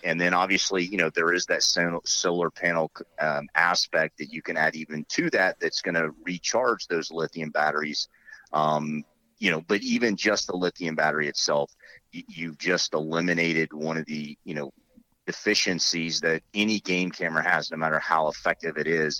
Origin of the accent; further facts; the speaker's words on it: Kissimmee, Florida, United States; moved away; also born or lived in Okeechobee, Florida; I grew up on a big cattle ranch down in Florida